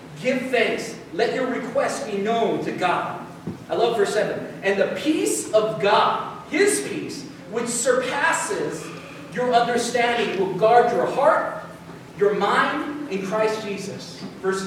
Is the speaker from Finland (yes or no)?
no; United States; as Americans